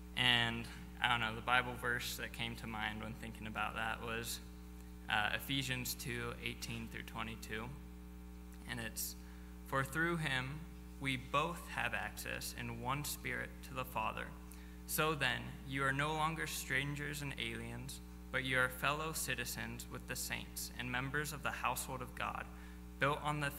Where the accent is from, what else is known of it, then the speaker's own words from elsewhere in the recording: Fez, Fès-Meknès, Morocco; also born or lived in United States; well, you know, I grew up in Morocco, haven't lived too much in the U.S.